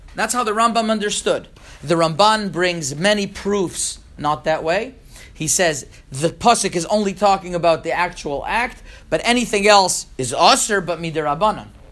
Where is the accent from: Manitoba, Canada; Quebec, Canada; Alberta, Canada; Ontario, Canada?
Quebec, Canada; Montreal; moved away; also born or lived in Toronto; I grew up in Montreal, and I lived in Toronto for five years